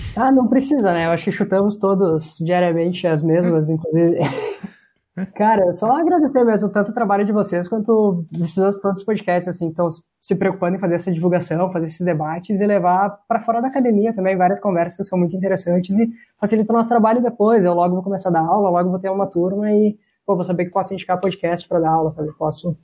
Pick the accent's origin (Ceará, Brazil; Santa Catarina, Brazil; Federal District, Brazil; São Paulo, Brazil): Santa Catarina, Brazil; now in Caxias do Sul, Brazil; Eu sou de Santa Catarina